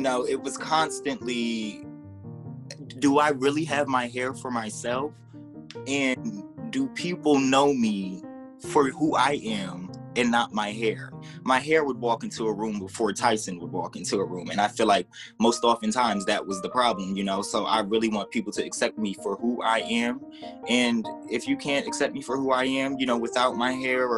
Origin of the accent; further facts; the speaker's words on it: Newark, Delaware, United States; I'm from Newark, Delaware